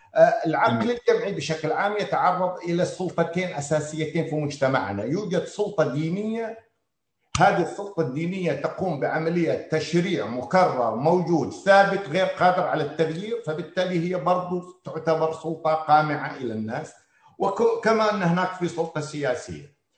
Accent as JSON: {"language": "Arabic", "town": "Qatif", "region": "Eastern Province", "country": "Saudi Arabia", "said": "احنا كمجتمع قطيفي"}